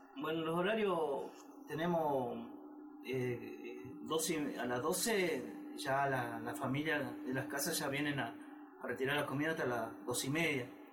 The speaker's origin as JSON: {"language": "Spanish", "region": "Salta", "country": "Argentina", "said": "yo soy de Salta Capital"}